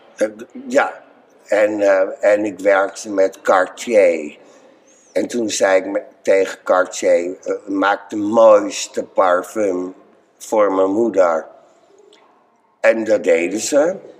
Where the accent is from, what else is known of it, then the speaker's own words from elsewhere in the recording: IJmuiden, North Holland, Netherlands; also born or lived in Bloemendaal / Driehuis; ik ben in IJmuiden geboren. Dus die omgeving, daar kom ik vandaan.